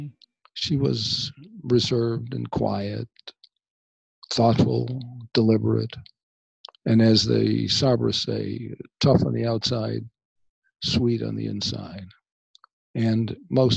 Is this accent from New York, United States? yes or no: yes; Buffalo, New York, United States; I grew up in Buffalo, New York